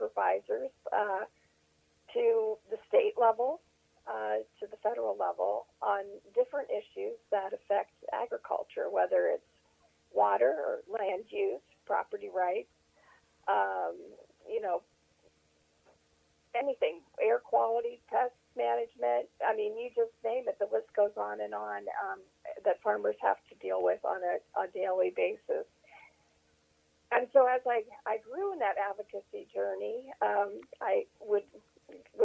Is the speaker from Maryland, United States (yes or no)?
no; Pennsylvania, United States; moved away as an adult; also born or lived in Wiesbaden, Germany / California / Tennessee / New York; now in Texas, United States; We went back to near our family farm in Pennsylvania and basically grew up in that area